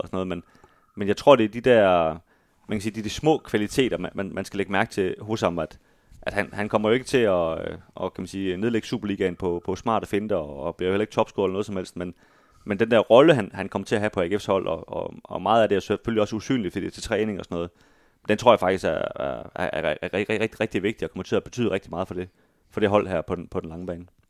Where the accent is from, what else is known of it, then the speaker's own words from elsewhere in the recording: Aarhus, Central Denmark Region, Denmark; vi i hvert fald her som, som aarhusianere